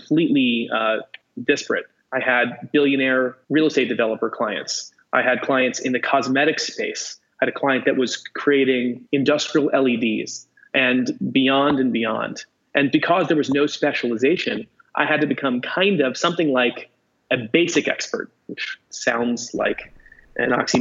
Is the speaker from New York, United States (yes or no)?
yes; New York, United States; I'm actually a New Yorker from New York. So I'm one of the few people here. I'm currently sitting in a skyscraper in Manhattan who was actually born on this island. And I grew up both in New York and then in the adjoining areas